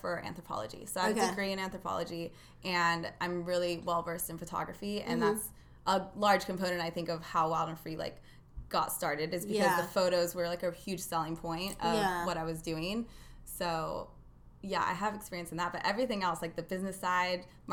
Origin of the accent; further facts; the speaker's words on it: Gaviota, California, United States; also born or lived in Santa Barbara; I grew up a little bit north of Santa Barbara in Gaviota.